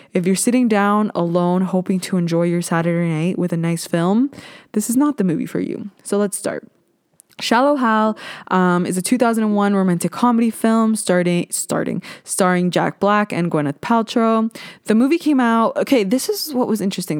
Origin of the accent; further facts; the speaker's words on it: Ontario, Canada; I am from Ontario. I live kinda near Toronto